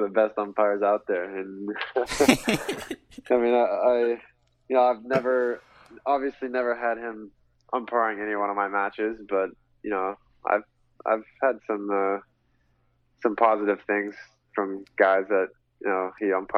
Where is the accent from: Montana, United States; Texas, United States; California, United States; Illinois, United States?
Texas, United States; Fort Worth; I grew up in Fort Worth. My parents still live in Fort Worth